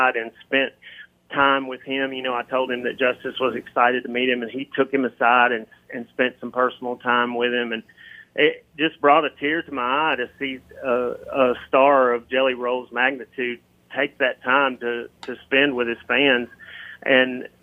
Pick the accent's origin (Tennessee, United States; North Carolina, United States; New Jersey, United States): Tennessee, United States; Memphis; born or raised there